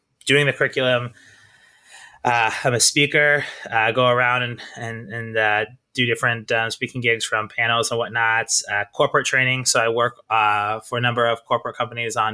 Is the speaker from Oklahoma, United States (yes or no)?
no; Kansas City, Missouri, United States; moved away as an adult; also born or lived in Iowa / Italy; now in New York, United States; I'm from Kansas City, Missouri